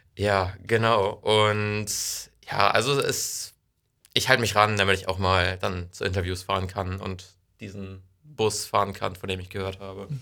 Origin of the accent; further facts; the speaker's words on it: Wesseln, Schleswig-Holstein, Germany; also born or lived in Ostrohe / Heide; Ich komme aus Wesseln, bin da zwei Jahre zur Schule gegangen, äh, dann zwei Jahre in Ostro zur Schule gegangen